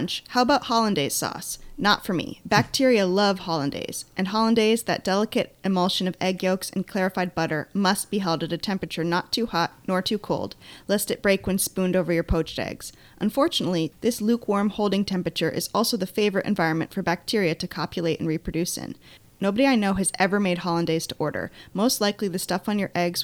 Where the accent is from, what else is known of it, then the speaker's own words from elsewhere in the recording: Maine, United States; Andrew and I grew up in Maine, specifically an island in Maine